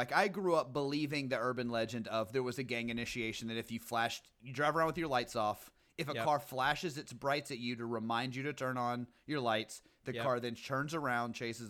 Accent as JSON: {"language": "English", "region": "the South", "country": "United States", "tie": "born or raised there", "said": "I grew up in the South."}